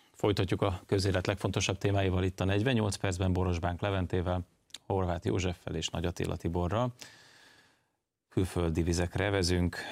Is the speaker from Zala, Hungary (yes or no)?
no; Budapest, Hungary; én úgy nőttem föl, hogy a BKV-n nem volt klíma